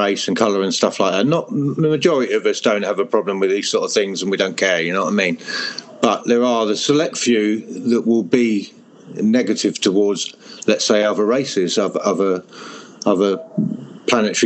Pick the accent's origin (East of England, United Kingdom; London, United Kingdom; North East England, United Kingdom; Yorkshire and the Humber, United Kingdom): East of England, United Kingdom; Hertfordshire; also born or lived in Europe; I am from England in Hertfordshire, which is very green and rural.